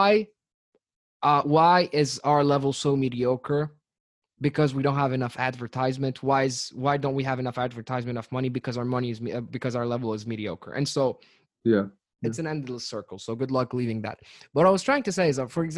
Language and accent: English; Tunis, Tunis Governorate, Tunisia; I'm from Tunis, the capital of Tunisia